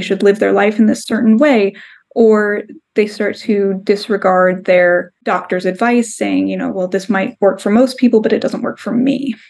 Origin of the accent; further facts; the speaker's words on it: Southern California, United States; we're both from Southern California. Mm-hmm. And when you grow up in Southern California, we, we just sort of by coincidence have a lot of friends, family members, old people we went to school